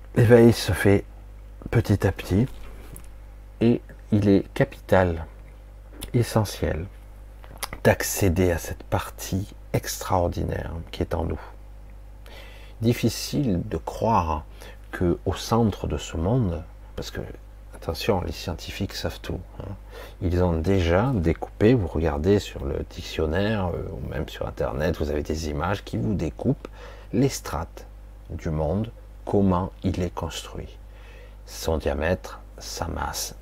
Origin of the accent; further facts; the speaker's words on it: France; je suis né en France